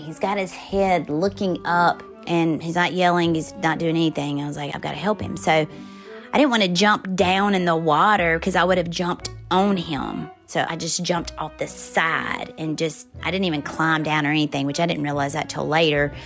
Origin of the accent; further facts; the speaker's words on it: Forest, Mississippi, United States; moved away as an adult; I grew up in Forest, Mississippi, and I lived on the same street as a major chicken plant